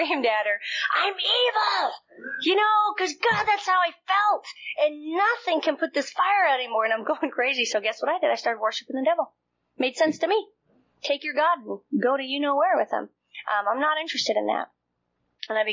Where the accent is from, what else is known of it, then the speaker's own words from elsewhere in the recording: Montana, United States; I'm from Montana